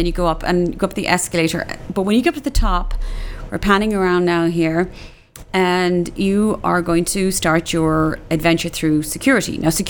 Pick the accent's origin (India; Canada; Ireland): Ireland; Cork, Munster; now in Dallas, United States; I'm from Cork and the coast of Cork.